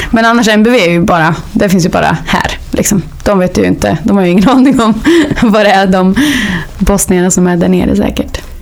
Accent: Hällefors, Örebro County, Sweden; moved away; Jag kommer från Hällefors. Så jag började spela där på kulturskolan

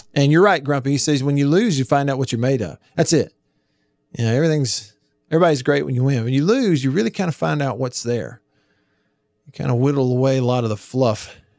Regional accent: Tupelo, Mississippi, United States; here in my hometown of Tupelo

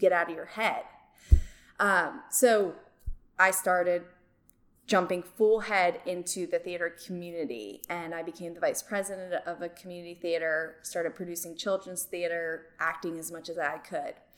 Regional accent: Medford Lakes, New Jersey, United States; moved away as an adult; also born or lived in South Carolina; now in Central Arkansas, United States; I grew up in Medford Lakes, New Jersey

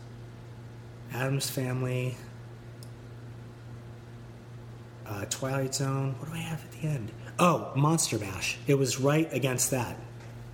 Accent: Canada; I'm Canadian, which I am

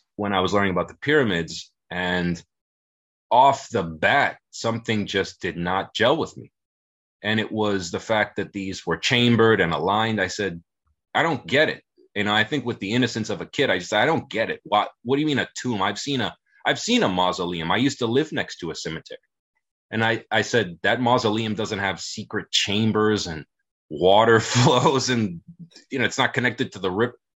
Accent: South Florida, United States; i grew up in in south florida

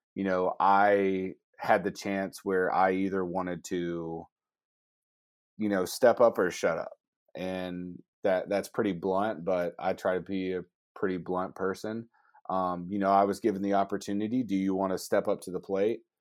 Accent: Georgia, United States; I'm a Bulldogs fan 'cause I'm from Georgia.

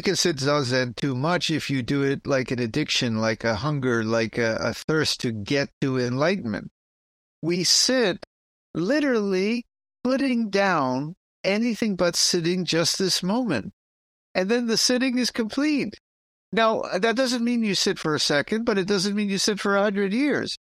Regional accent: New York City, New York, United States; I'm from the Bronx. That's how we pronounce it.

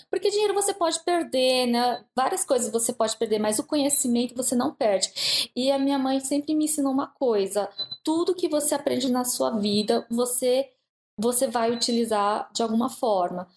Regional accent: Brazil; also born or lived in Japan; now in Pittsburgh, United States; eu já lia desde a minha adolescência no Brasil

